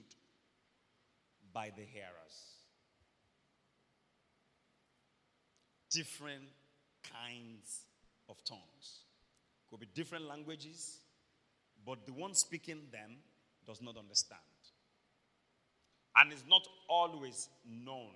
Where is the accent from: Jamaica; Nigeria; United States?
Nigeria; Iboropa, Akoko, Ondo; I'm from Iburupa, Akoko in Ondo State, Nigeria.